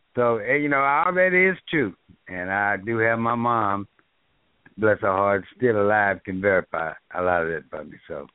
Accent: Dallas, Texas, United States; I grew up in South Dallas

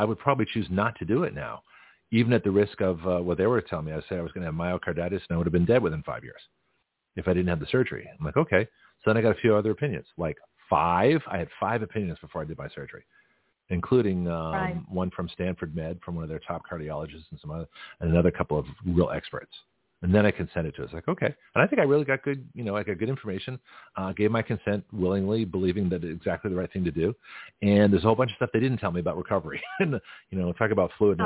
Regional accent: Canada; now in Florida, United States; So I'm from Canada. So all of us are immigrants

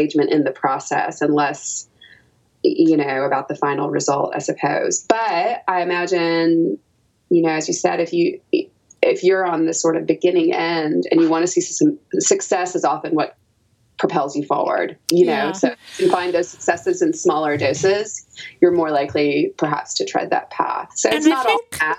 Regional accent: Knoxville, Tennessee, United States; I grew up in Knoxville, Tennessee, where I was attending the University

